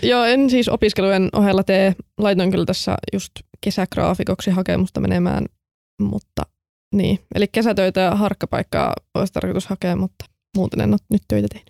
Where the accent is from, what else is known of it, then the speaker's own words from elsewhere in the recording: Kokkola, Central Ostrobothnia, Finland; moved away as an adult; now in Turku, Finland; mä oon sitten tullut Kokkolasta, tai tarkemmin Kälvieltä